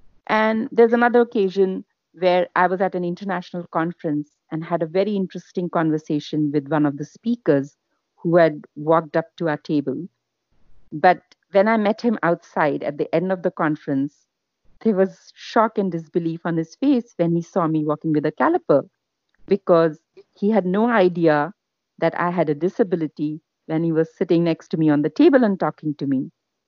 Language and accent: English; India; moved away as an adult; now in Australia; I'm Indian, basically.